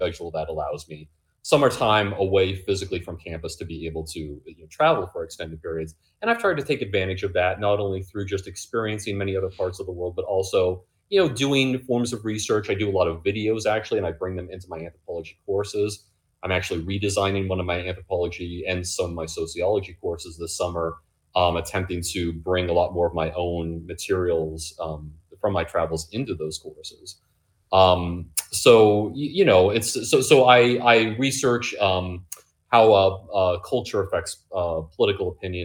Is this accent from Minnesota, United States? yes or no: no; Illinois, United States; moved away as an adult; also born or lived in Alaska; now in Mount Laurel, United States; I grew up in Illinois